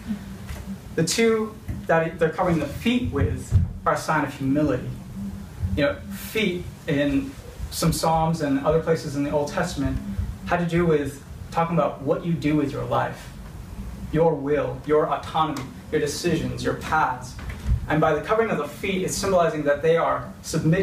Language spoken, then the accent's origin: English; California, United States; I grew up in California